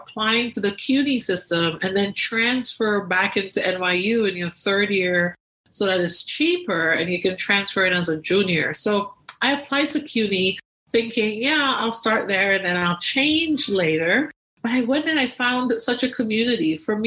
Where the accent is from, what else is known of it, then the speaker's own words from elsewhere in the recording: Tobago, Trinidad & Tobago; so I grew up in Tobago, the smaller island of the two in Trinidad and Tobago